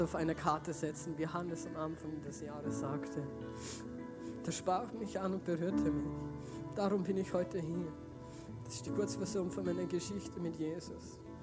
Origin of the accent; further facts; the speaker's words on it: Feldkirch, Vorarlberg, Austria; ich komme aus Feldkirch, aus Giesingen